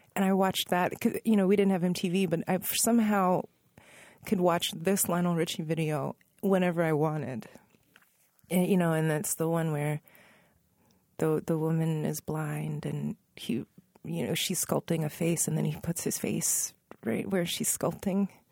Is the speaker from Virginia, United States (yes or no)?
yes; Northern Virginia, United States; I was growing up in Northern Virginia